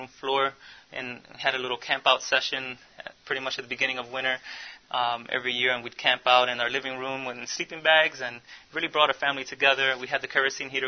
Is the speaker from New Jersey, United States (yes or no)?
no; Philadelphia, Pennsylvania, United States; I was born and raised in North Philadelphia, Puerto Rican.